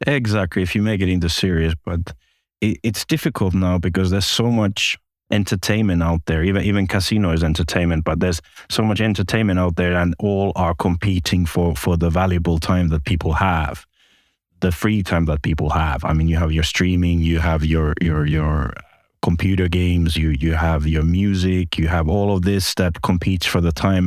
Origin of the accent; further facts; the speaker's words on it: Finland; moved away as an adult; also born or lived in Espoo, Finland / Malta / Cyprus; I'm originally from Finland